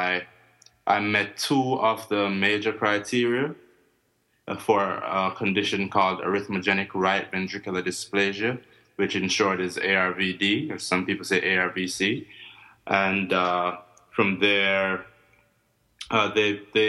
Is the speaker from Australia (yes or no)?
no; Jamaica; also born or lived in Maryland; now in Tallahassee, United States; I'm from Jamaica